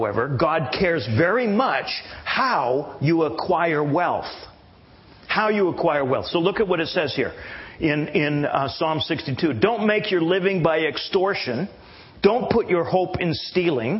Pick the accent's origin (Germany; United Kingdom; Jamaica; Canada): Canada; now in United States; I am a Canadian.